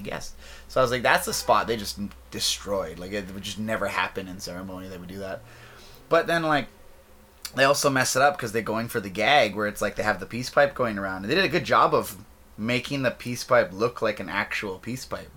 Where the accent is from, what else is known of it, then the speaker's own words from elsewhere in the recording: interior of British Columbia, Canada; I'm from Sycas First Nation uh, in the interior of British Columbia